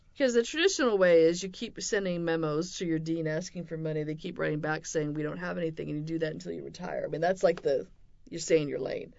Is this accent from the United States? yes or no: yes; West Coast, United States; moved away; I grew up on the West Coast in a devout Mormon family